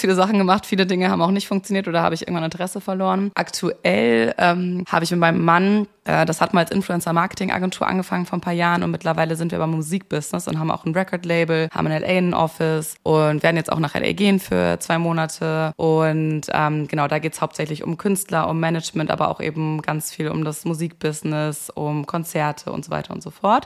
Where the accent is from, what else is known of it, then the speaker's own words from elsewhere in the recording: Hamburg, Germany; moved away as an adult; also born or lived in Munich; Ich komme eigentlich aus Hamburg, habe dann aber in München Kommunikationswissenschaft und Amerikanistik studiert